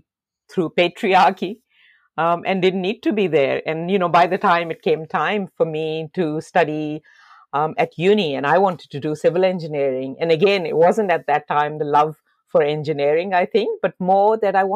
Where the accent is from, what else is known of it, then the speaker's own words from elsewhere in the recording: Lahore, Punjab, Pakistan; moved away as an adult; now in Australia; I was born in Lahore in Pakistan.